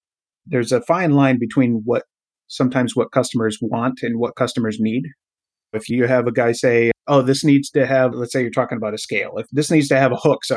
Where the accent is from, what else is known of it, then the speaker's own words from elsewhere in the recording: Durhamville, New York, United States; That's only about 20 minutes from my hometown, which is Durhamville